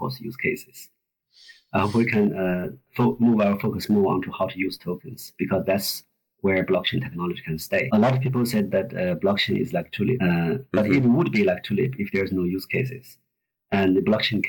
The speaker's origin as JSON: {"language": "English", "area": "Gobi Desert", "region": "Inner Mongolia", "country": "China", "tie": "born or raised there", "moved": "yes", "lives_now": "Sydney, Australia", "said": "I was born in Gobi Desert. That's the area that connects China with Inner Mongolia"}